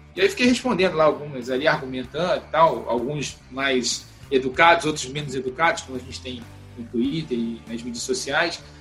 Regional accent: Brazil; a gente brasileiro

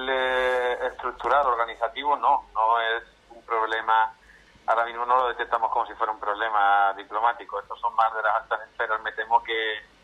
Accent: Spain; aunque somos la mayoría de mis compañeros somos españoles

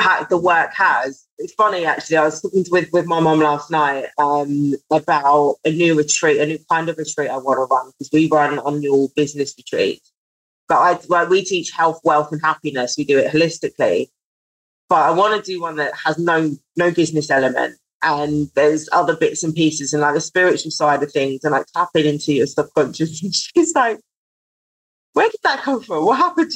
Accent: London, United Kingdom; I'm from Southeast London

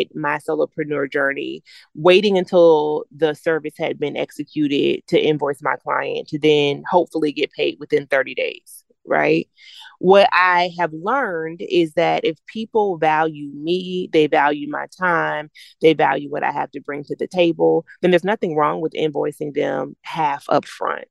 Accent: the South, United States; I'm from the South, so we call it a wake

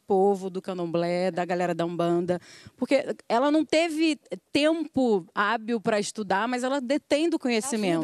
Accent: Rio de Janeiro, Brazil; Eu sou da Rocinha

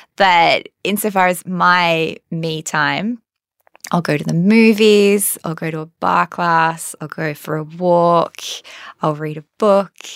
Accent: Perth, Western Australia, Australia; moved away; I'm from Perth

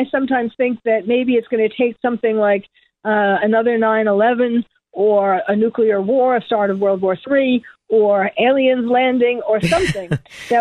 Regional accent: New York, United States; now in Beverly Hills, United States; I'm from New York

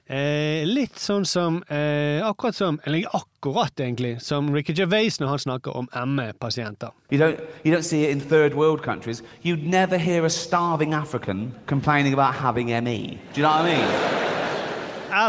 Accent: Iran; now in Norway; Så sier jeg jeg er fra Iran.

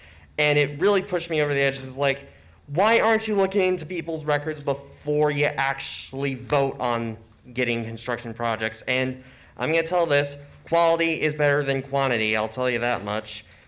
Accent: Lansing, Michigan, United States; I'm from the Second Ward, and I'm a candidate for Lansing City Council.

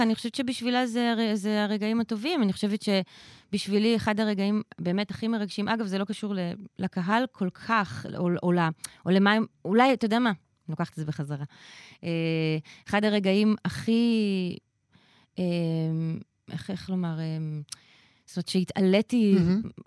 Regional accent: Israel; אני באתי מישראל

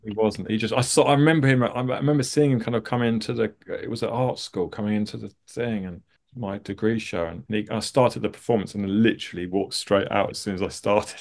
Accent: suburbs of London, United Kingdom; I grew up in, uh, uh, sort of just outside of Lon-, the suburbs of London.

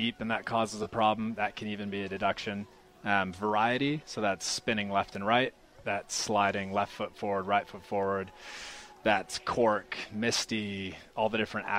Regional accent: California, United States; moved away as an adult; now in New Zealand; I'm from California originally. Grew up the beach

